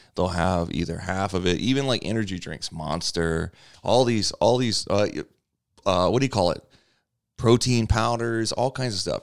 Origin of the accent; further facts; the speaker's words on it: Louisiana, United States; moved away as an adult; also born or lived in South Los Angeles; now in Los Angeles, United States; I'm from Louisiana